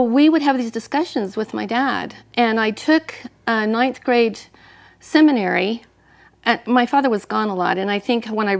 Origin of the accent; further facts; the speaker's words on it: Bountiful, Utah, United States; also born or lived in Salt Lake City, Utah; I was born into the Mormon Church. Yeah. I was born in Salt Lake City and raised in Bountiful.